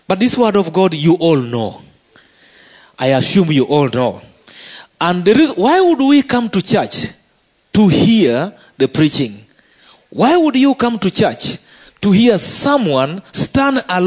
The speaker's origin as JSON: {"language": "English", "country": "Uganda", "said": "as a Ugandan"}